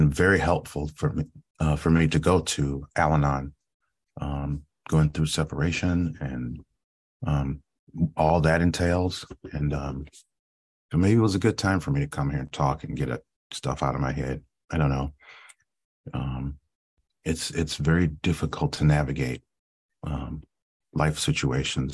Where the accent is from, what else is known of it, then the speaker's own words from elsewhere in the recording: Cleveland, Ohio, United States; I grew up in Cleveland, Ohio, and youngest of three.